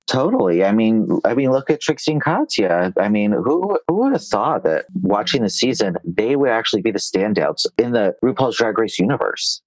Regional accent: New York, United States; now in Los Angeles, United States; I live in Los Angeles and I grew up in New York

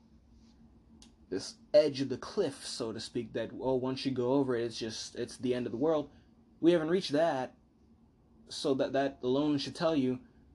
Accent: United States; I, as an American, am of the uniquely American perspective

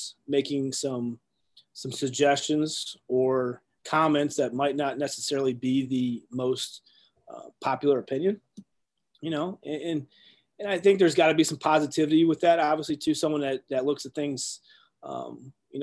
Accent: Ohio, United States; growing up in Ohio, like kids like us, you know, we're always Buckeyes through and through

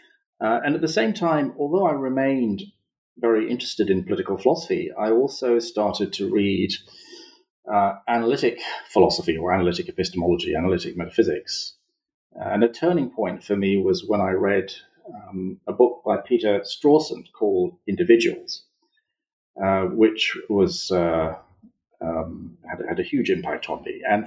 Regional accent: Mombasa, Mombasa County, Kenya; born there; So I was born in Mombasa in Kenya, and I was raised by a mother who was a devout Ismaili Muslim and a father who was a devout Marxist.

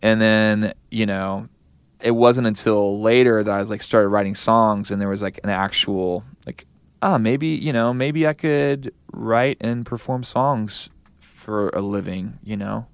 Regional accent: Kansas City, United States; I'm from Kansas City

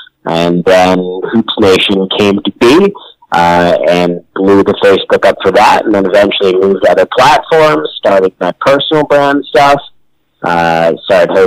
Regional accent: Connecticut, United States; I'm from Connecticut

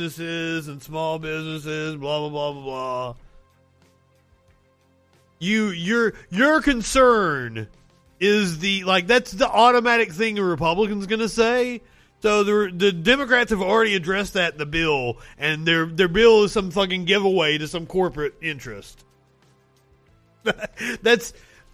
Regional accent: Eastern Kentucky, United States; I'm from Eastern Kentucky, where the coal industry was allowed to just pump coal sludge into the water for fucking decades

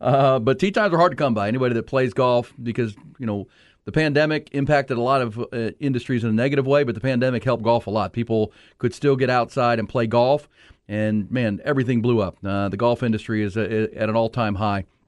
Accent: Houston, Texas, United States; growing up in Houston

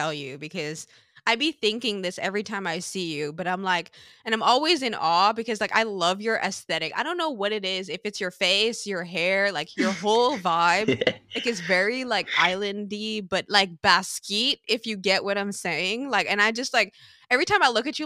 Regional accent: Sint Maarten; we grew up in Sint Maarten

